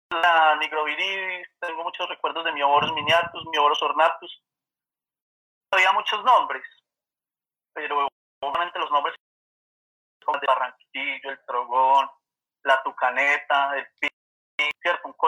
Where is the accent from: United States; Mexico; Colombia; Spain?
Colombia; Manizales, Caldas; born or raised there